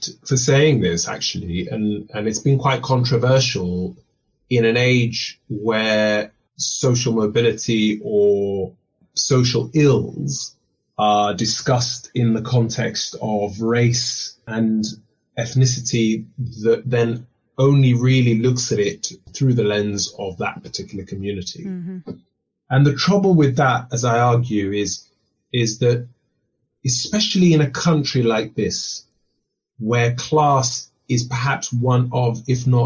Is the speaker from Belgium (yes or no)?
no; London, United Kingdom; also born or lived in Kenya; growing up in Northwest London